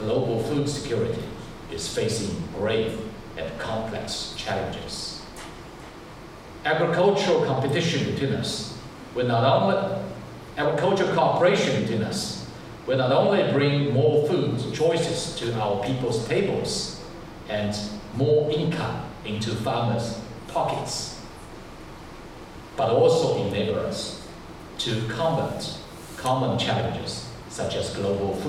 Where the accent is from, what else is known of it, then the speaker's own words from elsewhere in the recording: Shanghai, China; moved away as an adult; now in United States; Shanghai, my hometown